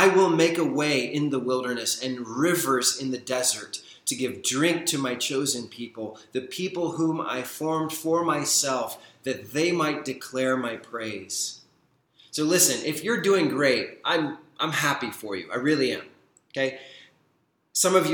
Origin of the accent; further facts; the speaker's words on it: Deep South, United States; Revival is a word I grew up with in the Deep South